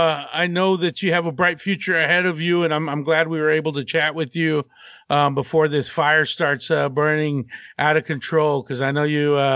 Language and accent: English; Abilene, Texas, United States; also born or lived in Austin; Yeah, I'm born and raised in Texas, West Texas. Okay. In Abilene, and spent the last like 17 years on and off in Austin or Round Rock area